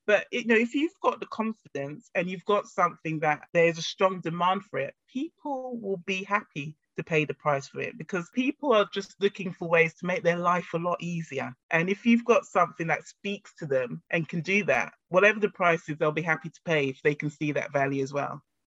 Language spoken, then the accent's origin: English; Ghana; my family, myself, we're originally from Ghana in Africa.